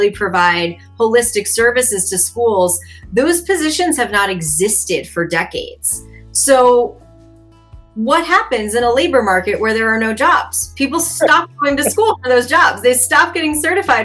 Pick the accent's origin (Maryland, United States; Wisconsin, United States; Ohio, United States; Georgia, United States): Maryland, United States; Baltimore; my hometown, Baltimore City